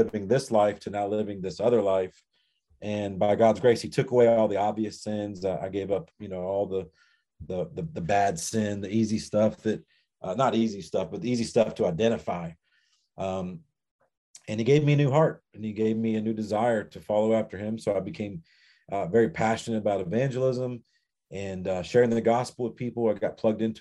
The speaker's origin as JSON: {"language": "English", "region": "the South", "country": "United States", "tie": "born or raised there", "said": "I grew up in the South"}